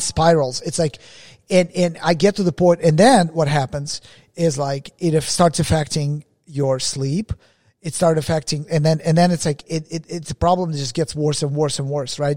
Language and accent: English; Russia; moved away; I was born in Russia